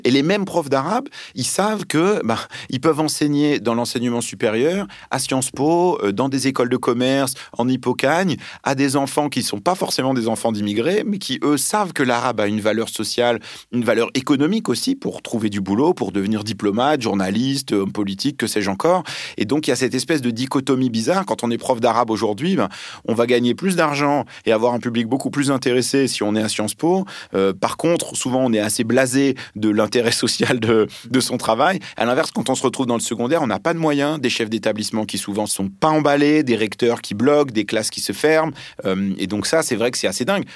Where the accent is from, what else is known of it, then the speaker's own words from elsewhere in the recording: France; first language Arabic; French is a second language; also born or lived in Lebanon; moi je suis né euh, au Liban, qu'on me parlait l'arabe quand j'étais petit, et puis arrivé en France à l'âge de 4 ans